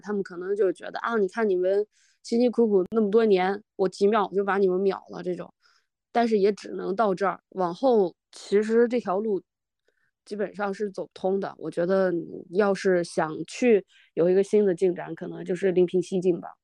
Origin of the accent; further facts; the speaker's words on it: China; 特别是我们中国人